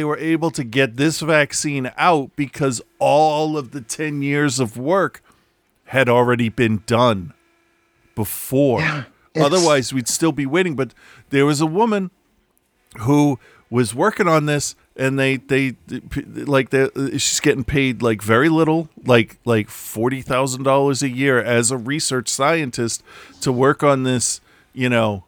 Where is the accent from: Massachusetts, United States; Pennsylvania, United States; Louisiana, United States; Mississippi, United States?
Pennsylvania, United States; Philadelphia; I'm from Philadelphia